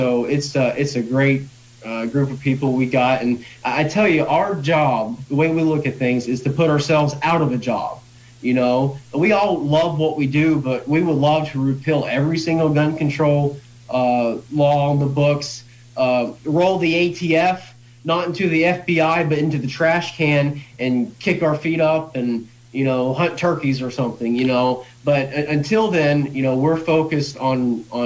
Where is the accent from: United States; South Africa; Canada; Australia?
United States; the South; also born or lived in Lynchburg, Virginia; I grew up in the South, and it had a strong gun culture